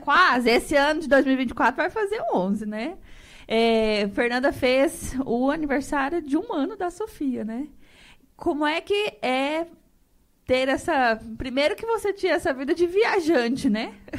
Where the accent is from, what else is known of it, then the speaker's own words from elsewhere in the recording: Rondonópolis, Mato Grosso, Brazil; eu nasci nessa terra.